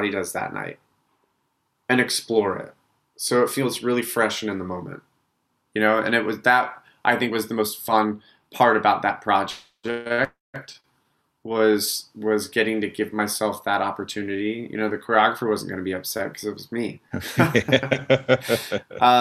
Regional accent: Utah, United States; now in New York, United States; growing up in Utah

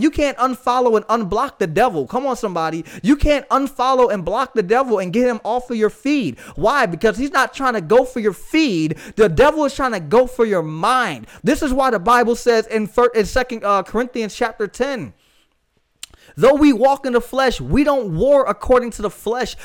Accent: Florida, United States; I live in Florida, guys. I'm from Florida. I've lived Florida most of my life

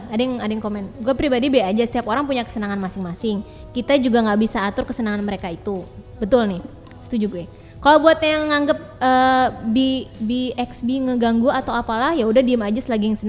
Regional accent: Bekasi, West Java, Indonesia; accent: Bekasi; Ron kan gue pakai logat Bekasi

